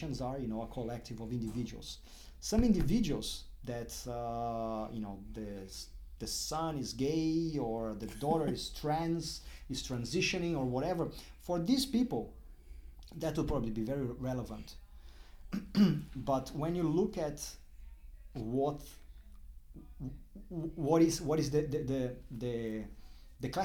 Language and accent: English; Brazil; moved away as an adult; also born or lived in Durham, United Kingdom / London, United Kingdom; now in Melbourne, Australia; As much as you can hear my accent, when you look at me, I don't look Brazilian